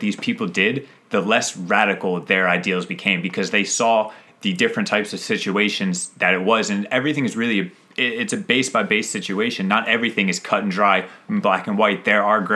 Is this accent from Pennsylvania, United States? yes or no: yes; 20 minutes south of Philadelphia, Pennsylvania, United States; I lived in 20 minutes south of Philadelphia